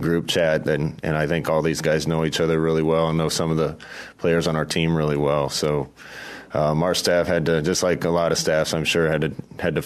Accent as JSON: {"language": "English", "area": "near Kearney", "region": "Nebraska", "country": "United States", "tie": "born or raised there", "said": "right near my hometown. So we used to play Kearney Catholic all the time back then."}